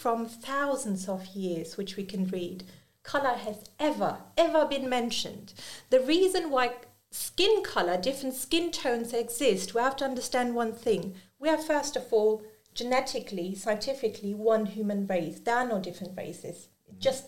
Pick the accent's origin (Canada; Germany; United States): Germany; first language German, Urdu; English is a second language; I've grown up in an Urdu household where I've also grown up in Germany. So my native language is also German